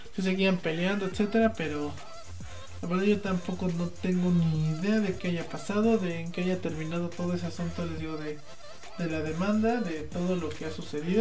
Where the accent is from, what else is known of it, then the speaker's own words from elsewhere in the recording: Puebla, Mexico; yo soy poblano